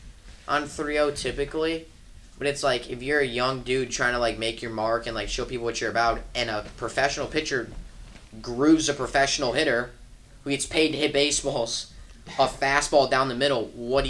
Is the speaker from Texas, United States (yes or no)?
no; Milwaukee, Wisconsin, United States; I'm a Brewers fan, and I'm from Milwaukee.